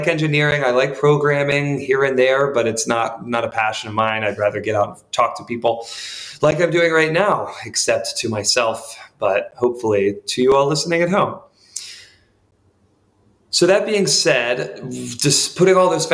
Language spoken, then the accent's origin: English; Charlotte, North Carolina, United States; I'm actually from Charlotte, North Carolina